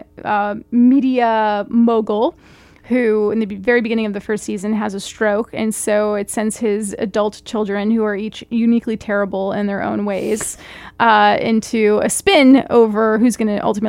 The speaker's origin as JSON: {"language": "English", "region": "East Coast", "country": "United States", "said": "I'm from the East Coast"}